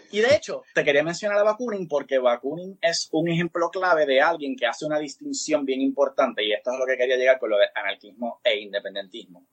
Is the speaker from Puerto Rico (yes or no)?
yes; Puerto Rico; encima somos colonia